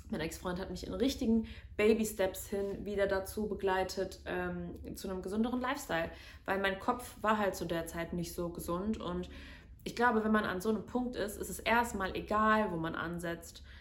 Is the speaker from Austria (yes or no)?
no; Medellín, Antioquia, Colombia; weil in Kolumbien, vor allen Dingen in Medellin, wo meine Familie lebt, wo ich herkomme, ist halt leider immer noch recht viel Kriminalität.